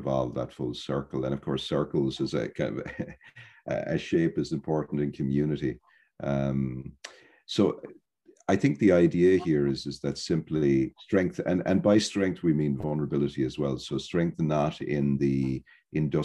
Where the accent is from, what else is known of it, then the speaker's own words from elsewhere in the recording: Ireland; I'm from Ireland